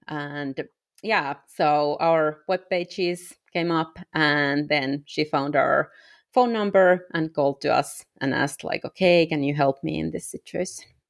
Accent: Finland; English is a second language; moved away as an adult; I am originally from Europe, from Finland

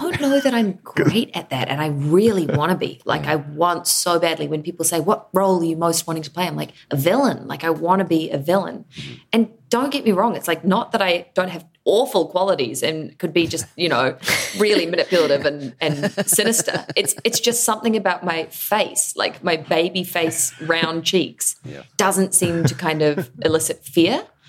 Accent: New Zealand; I am an actor from New Zealand

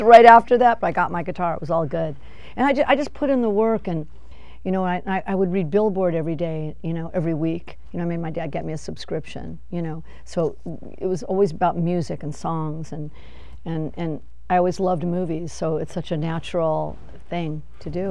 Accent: Los Angeles, California, United States; I'm from Van Nuys

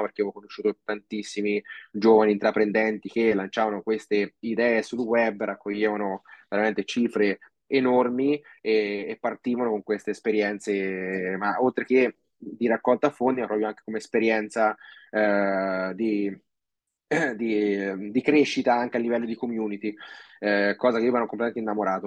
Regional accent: Castelfidardo, Marche, Italy; also born or lived in Osimo / Australia; noi siamo ad Osimo fondamentalmente, anche se io sono di Castelfidardo

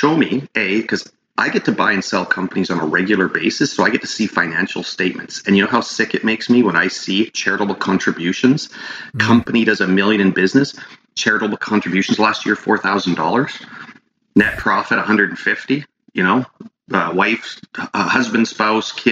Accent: Prince George, British Columbia, Canada; the Prince George Hospital, which is kind of like my hometown

